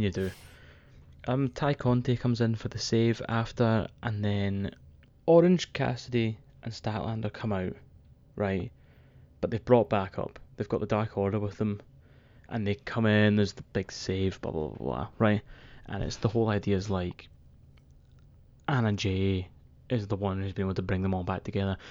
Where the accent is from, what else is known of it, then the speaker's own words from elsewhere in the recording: Scotland, United Kingdom; I'm a man from Scotland